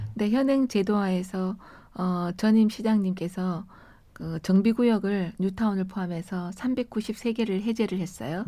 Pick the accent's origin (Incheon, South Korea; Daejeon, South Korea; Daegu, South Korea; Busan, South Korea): Daegu, South Korea; moved away as an adult; also born or lived in Cheongsong, North Gyeongsang; now in Seoul, South Korea; 대구에서 자라서 예. 어 40년 전에 서울 오면서 처음 왔거든요. 대학 오면서